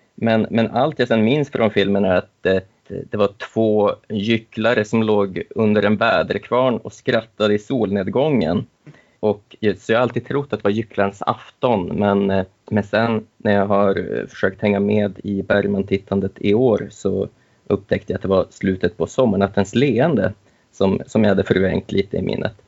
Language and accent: Swedish; Umeå, Västerbotten County, Sweden; Jag är livslång Umebo, bor här med hustru och dotter